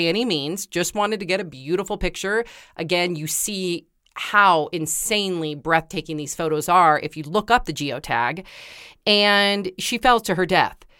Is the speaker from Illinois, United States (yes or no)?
no; Santa Cruz, California, United States; I grew up in Santa Cruz with waves and I used to surf